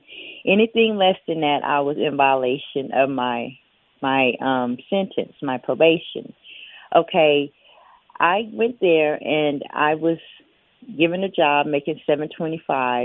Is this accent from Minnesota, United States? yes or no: no; Biloxi, Mississippi, United States; I'm from Biloxi, Mississippi, which is about 2.5-3 hours away